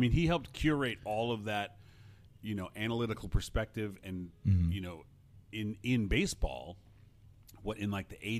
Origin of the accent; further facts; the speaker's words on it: Los Angeles, California, United States; I remember I grew up in the Fairfax district of L.A. I was 3 years there